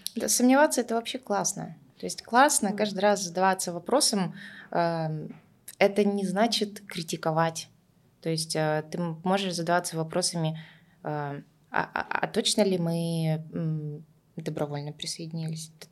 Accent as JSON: {"language": "Russian", "region": "Tuva", "country": "Russia", "tie": "born or raised there", "first_language": "Russian", "said": "я выросла в Тве, и так вышло, что мы основным языком был русский"}